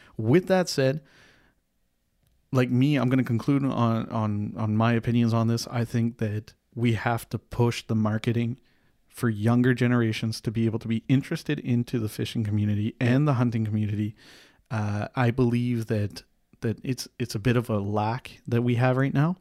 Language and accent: English; Canada; We are Canadian